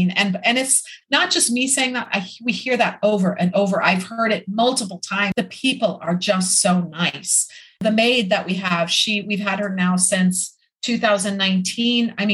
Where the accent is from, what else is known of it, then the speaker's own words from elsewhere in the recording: Midwest, United States; I grew up in the Midwest, so I'm familiar with tornadoes